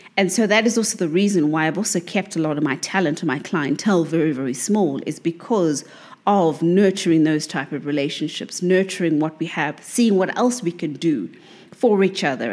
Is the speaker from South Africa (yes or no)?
yes; South Africa; as a South African